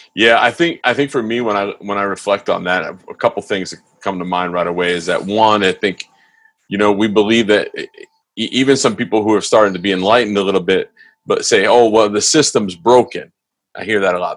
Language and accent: English; East Coast, United States; moved away; I grew up on the East Coast